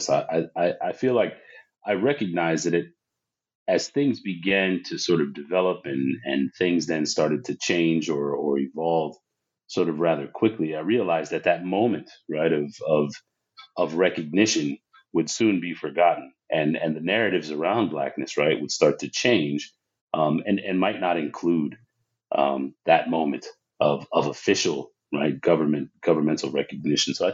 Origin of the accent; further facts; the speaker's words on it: San Diego, California, United States; grew up in, in Southern California, uh, San Diego specifically and and growing up in San Diego as a as a black person